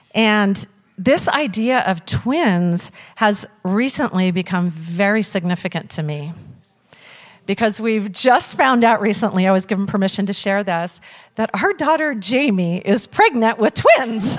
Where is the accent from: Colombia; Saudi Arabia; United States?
United States; Lewis Clark Valley, Idaho; I was born in the Lewis Clark Valley right here in Idaho.